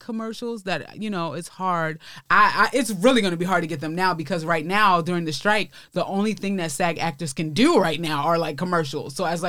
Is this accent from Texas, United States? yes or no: no; New York City, New York, United States; accent: Brooklyn; moved away as an adult; now in Los Angeles, United States; I'm from East New York, Brooklyn. So it's the hood, man. It's I think it's getting a little bit fancier now, but it's like right next to Brownsville.